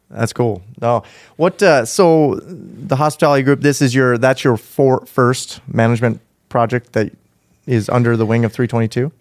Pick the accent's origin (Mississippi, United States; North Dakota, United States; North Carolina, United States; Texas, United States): North Dakota, United States; Grand Forks; District seventeen, which is my hometown of Grand Forks, North Dakota